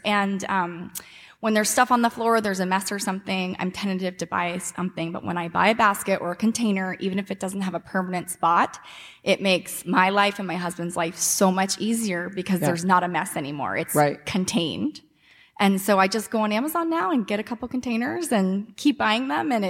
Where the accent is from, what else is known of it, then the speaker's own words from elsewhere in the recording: Seattle, Washington, United States; I'm from Seattle, too.